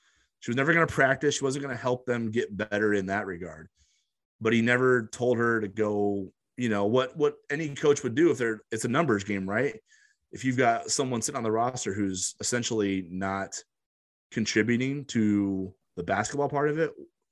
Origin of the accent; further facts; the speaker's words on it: La Vista, Nebraska, United States; I'm from Omaha, but I'm actually from like a suburb of Omaha essentially. So I'm from La Vista